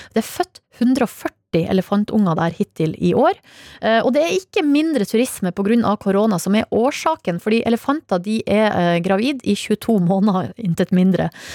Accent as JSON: {"language": "Norwegian", "town": "Hamarøy", "region": "Nordland", "country": "Norway", "tie": "born or raised there", "moved": "yes", "said": "Hamarøy, der jeg var i sommer, altså min hjemplass."}